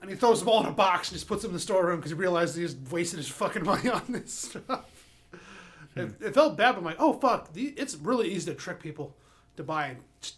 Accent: Nebraska, United States; I'm from Nebraska

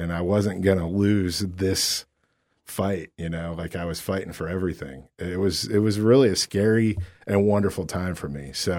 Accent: Akron, Ohio, United States; growing up in Akron

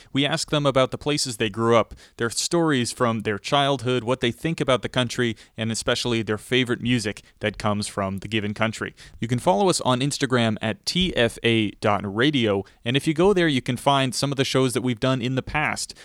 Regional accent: Vermont, United States; I'm from Vermont, which borders Massachusetts

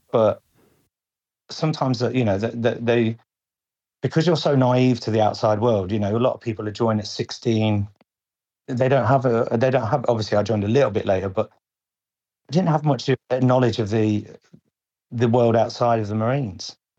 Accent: Lincolnshire, East Midlands, United Kingdom; I'm from uh, Lincolnshire, mm-hmm. very sort of rural area, quiet, sleepy town.

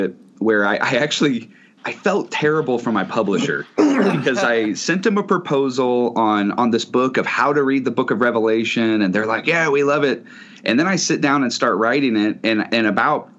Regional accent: St. Louis, Missouri, United States; I'm from St. Louis

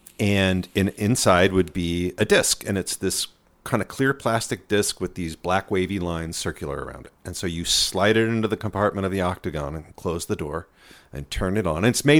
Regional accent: Claremont, California, United States; Outside of LA, a town called Claremont.

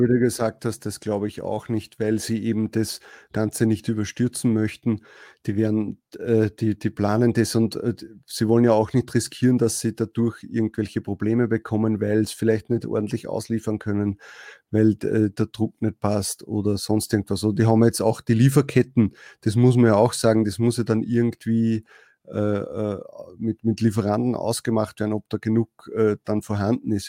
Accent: Austria; bei uns in Österreich

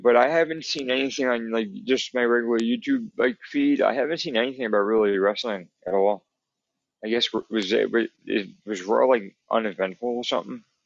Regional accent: New Jersey, United States; I'm from New Jersey

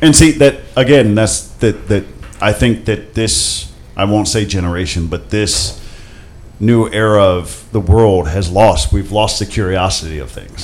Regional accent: Akron, Ohio, United States; I grew up in Akron

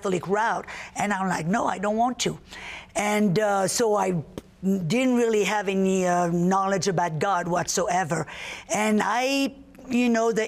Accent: southern France, France; moved away; The south of France, born and raised in the south of France

